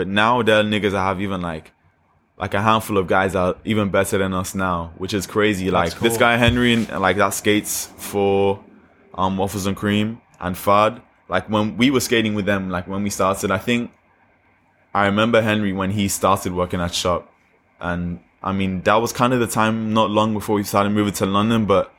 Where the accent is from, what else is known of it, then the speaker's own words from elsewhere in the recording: Nigeria; accent: Nigerian; Even, like, being in Nigeria, like, I have a strong Nigerian accent.